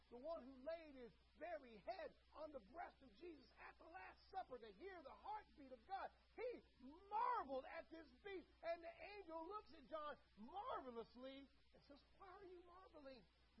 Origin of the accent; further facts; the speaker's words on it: Berlin, Germany; I grew up around the Berlin Wall, saw it, got to touch it, got to feel it, saw enemy troops on top of it.